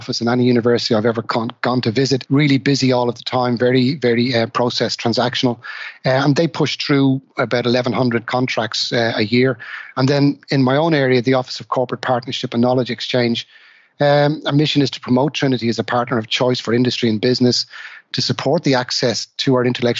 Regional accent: Dublin, Leinster, Ireland; I'm originally from Dublin, Ireland

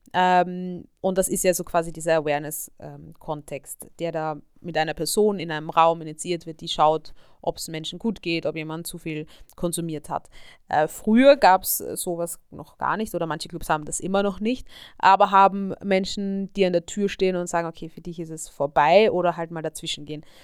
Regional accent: Vienna, Austria; ich bin ja auch aus Österreich, aus Wien

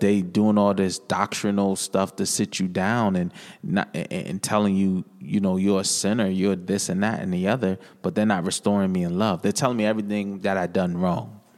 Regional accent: New London, Connecticut, United States; I hail from New London, Connecticut, born and raised, Whaler City, green and gold

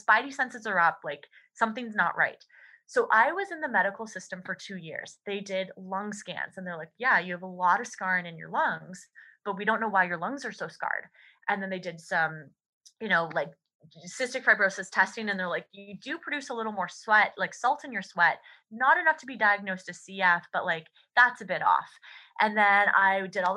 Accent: Canada; as a Canadian

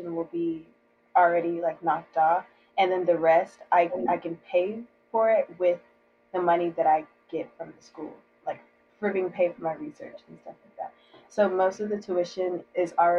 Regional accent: Atlanta, Georgia, United States; I am from Atlanta, Georgia

